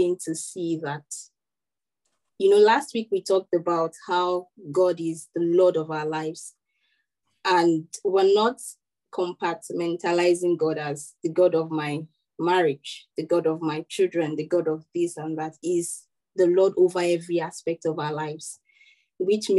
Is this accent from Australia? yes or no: no; Nigeria; as a Nigerian